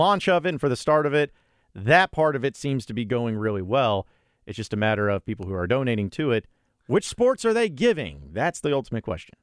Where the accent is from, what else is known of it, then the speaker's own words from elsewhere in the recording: Fayetteville, Arkansas, United States; came to my school growing up in Fayetteville.